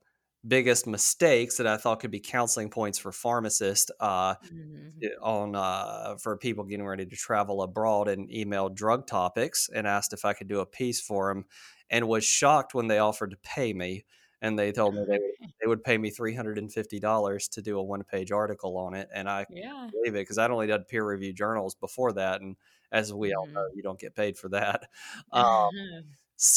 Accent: North Carolina, United States; So, like I said, I grew up in North Carolina originally and have always been addicted to the ocean

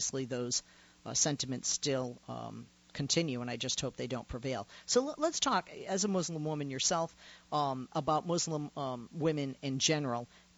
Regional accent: United States; I, as an American woman

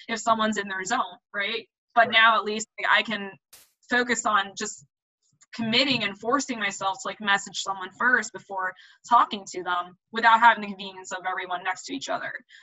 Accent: New York City, New York, United States; I am a New Yorker

